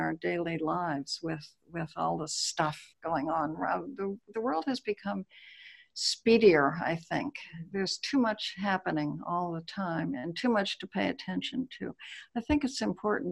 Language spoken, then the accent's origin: English; Honolulu, Hawaii, United States; moved away; I was born in Honolulu